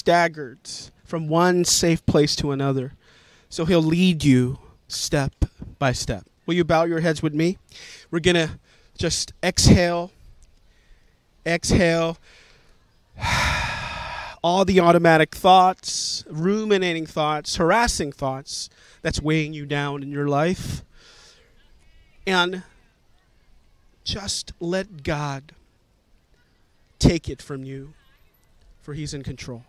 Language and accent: English; New York City, New York, United States; I'm a New Yorker. I grew up here